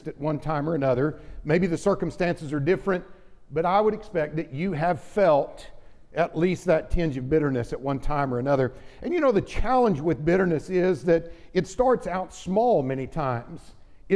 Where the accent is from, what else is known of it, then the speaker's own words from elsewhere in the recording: Oklahoma, United States; growing up in Oklahoma